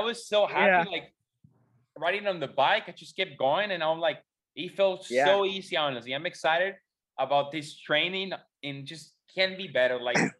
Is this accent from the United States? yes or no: no; Mexico; not a lot of Mexicans go